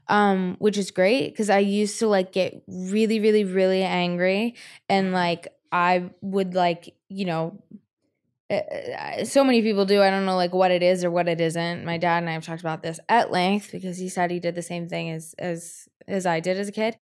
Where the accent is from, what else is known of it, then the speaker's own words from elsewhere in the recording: North Carolina, United States; I grew up in North Carolina. I grew up in the South.